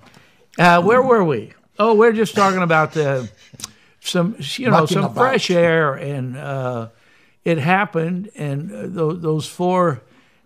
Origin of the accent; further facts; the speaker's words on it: Cape Girardeau, Missouri, United States; growing up on Hanover Street in Cape Girardeau